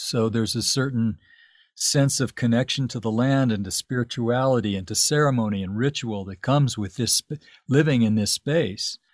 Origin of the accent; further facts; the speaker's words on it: Tucson, Arizona, United States; moved away as an adult; also born or lived in Los Angeles; now in Santa Fe, United States; I grew up in Tucson. I lived in Tuc-, I moved to Tucson when I was seven years old.